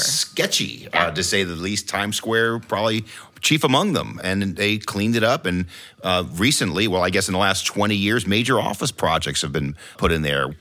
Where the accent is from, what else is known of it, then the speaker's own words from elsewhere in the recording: New York, United States; now in Washington, D.C., United States; I'm from New York as well